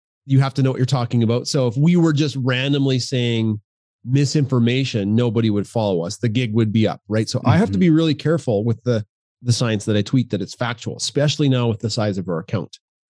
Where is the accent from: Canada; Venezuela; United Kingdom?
Canada; We're very Canadian. We are proud Canadians.